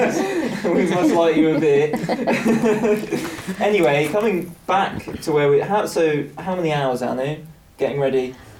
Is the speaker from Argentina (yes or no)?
no; Norfolk, East of England, United Kingdom; accent: Norfolk; also born or lived in Suffolk; I have a Norfolk accent